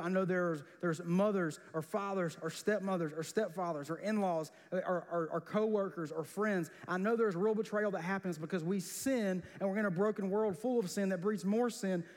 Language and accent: English; South Georgia, United States; growing up in South Georgia